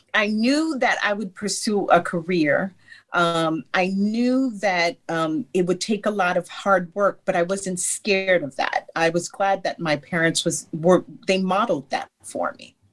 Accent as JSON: {"language": "English", "town": "New York City", "region": "New York", "country": "United States", "tie": "born or raised there", "said": "I grew born and raised in New York, Brooklyn, New York"}